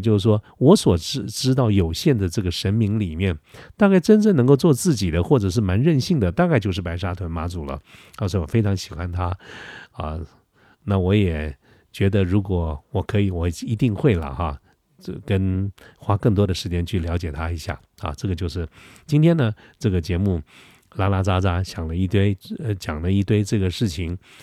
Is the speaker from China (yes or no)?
no; Taiwan; 我们台湾人民